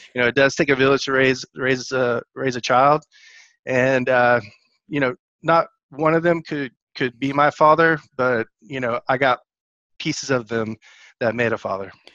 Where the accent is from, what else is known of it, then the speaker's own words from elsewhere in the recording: Dallas, Texas, United States; moved away as an adult; also born or lived in Georgia; now in Atlanta, United States; I'm a Texas boy living in Georgia right now. Uh, I grew up most of my life in Dallas.